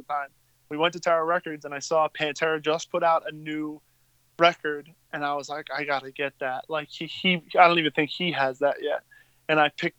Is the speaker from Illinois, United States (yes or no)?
no; Long Island, New York, United States; growing up in Long Island, from my experience at least, like, basically went to school with the cast of the Jersey Shore